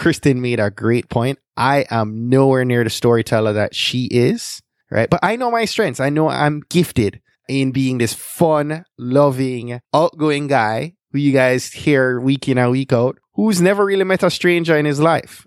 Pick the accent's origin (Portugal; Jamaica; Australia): Jamaica; now in United States; growing up in Jamaica in the 80s and 90s